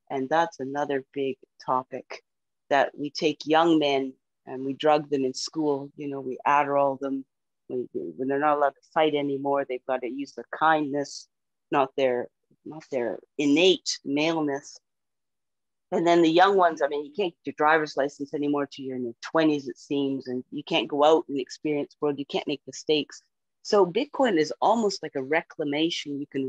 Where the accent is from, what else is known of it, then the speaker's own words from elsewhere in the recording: Canada; Yeah, and as a Canadian, we would much rather hold U.S. dollars because they're worth way more.